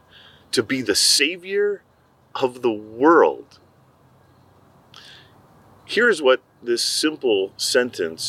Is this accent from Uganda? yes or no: no; Mexico; I grew up in Mexico